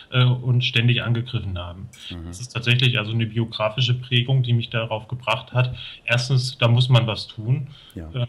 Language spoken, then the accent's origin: German; Thuringia, Germany; Also ich bin hier in Thüringen aufgewachsen, in einer Kleinstadt